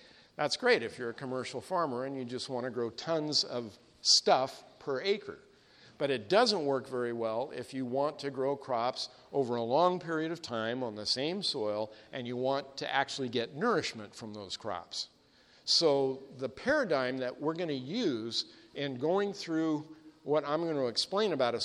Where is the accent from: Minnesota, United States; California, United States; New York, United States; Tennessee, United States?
California, United States; Sacramento Valley, Northern; I grew up in the Sacramento Valley of Northern California